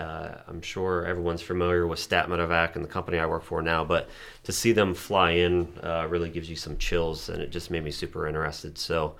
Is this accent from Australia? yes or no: no; Reynoldsville, Pennsylvania, United States; many, many years ago, but I grew up in Reynoldsville. I ran with the Reynoldsville Ambulance when I was in high school.